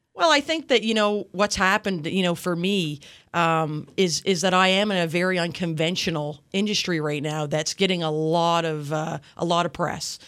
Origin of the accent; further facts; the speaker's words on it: Yarmouth, Nova Scotia, Canada; I grew up in Yarmouth, um, a long time ago